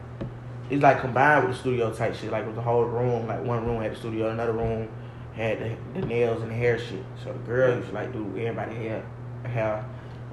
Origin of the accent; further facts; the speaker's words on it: Atlanta, Georgia, United States; I'm from Atlanta. I was born in Capitol Home. Migrated to the east side